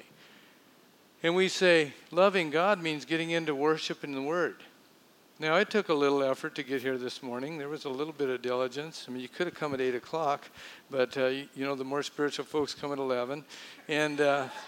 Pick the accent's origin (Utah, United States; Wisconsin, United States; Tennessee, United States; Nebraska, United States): Nebraska, United States; moved away; I grew up in Nebraska